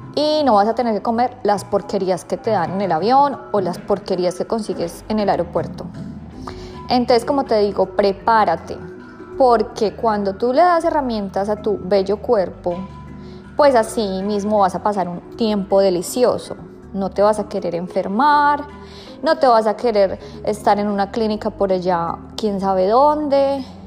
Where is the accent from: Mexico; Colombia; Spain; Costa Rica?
Colombia; now in Australia; vengo de Colombia